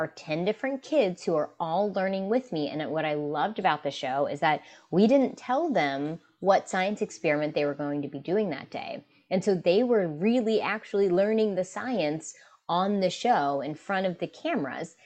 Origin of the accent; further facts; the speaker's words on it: West Virginia, United States; West Virginia, which is my home state, um, in the United States